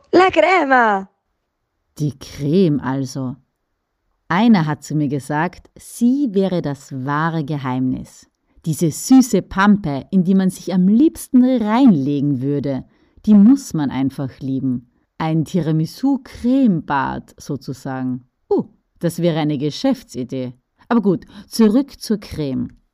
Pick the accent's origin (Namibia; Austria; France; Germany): Austria; Styria; bei uns in der Steiermark